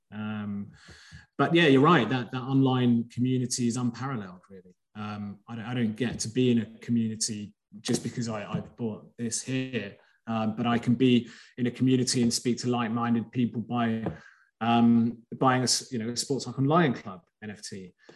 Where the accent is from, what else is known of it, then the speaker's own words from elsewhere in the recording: England, United Kingdom; also born or lived in Greece; I was born in Greece, but I've grown up in England